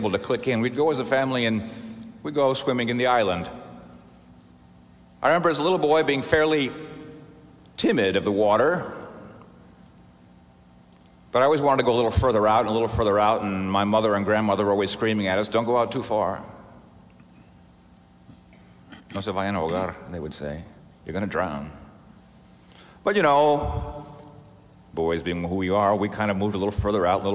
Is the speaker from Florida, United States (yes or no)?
no; Corpus Christi, Texas, United States; I grew up in Texas, as some of you may know, South Texas. Corpus Christi is on the Gulf of Mexico.